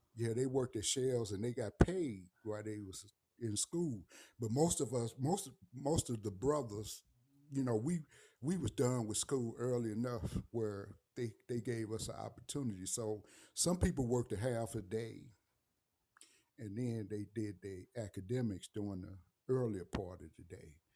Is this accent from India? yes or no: no; St. Louis, Missouri, United States; moved away; I'm from the Saint Louis area and from the city of Saint Louis.